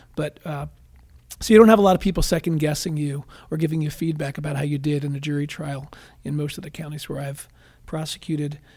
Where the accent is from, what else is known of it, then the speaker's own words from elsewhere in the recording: outside of Philadelphia, Pennsylvania, United States; moved away as an adult; also born or lived in Washington; now in Ohio, United States; I grew up outside of Philadelphia, Pennsylvania